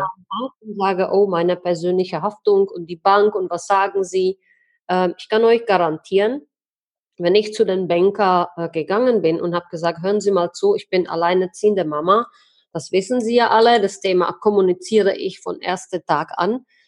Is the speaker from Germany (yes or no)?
no; Czechia; bei uns in Tschechien